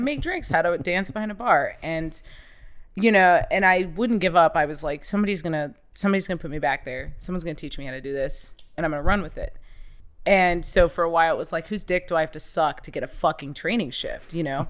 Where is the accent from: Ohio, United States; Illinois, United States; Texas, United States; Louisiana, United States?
Ohio, United States; full-blooded, just raised, born and raised in Ohio